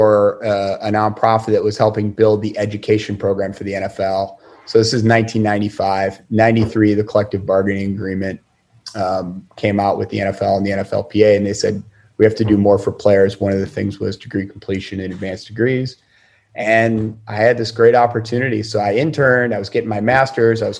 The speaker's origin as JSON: {"language": "English", "town": "Syracuse", "region": "New York", "country": "United States", "tie": "born or raised there", "said": "even growing up in Syracuse"}